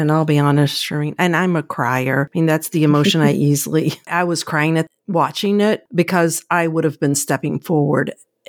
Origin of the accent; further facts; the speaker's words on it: Kentucky, United States; moved away; Yeah, remember I'm from Kentucky. We didn't have a lot of exciting things. And I lived in the rural area.